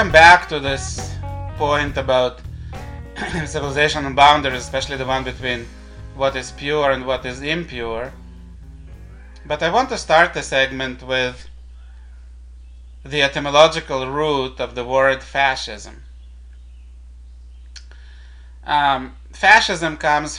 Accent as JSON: {"language": "English", "country": "Israel", "said": "my home country of Israel"}